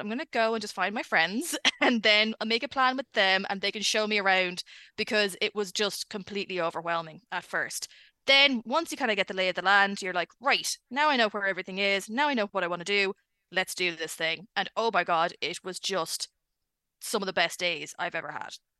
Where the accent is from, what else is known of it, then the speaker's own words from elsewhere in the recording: Ireland; accent: Irish; I'm Irish.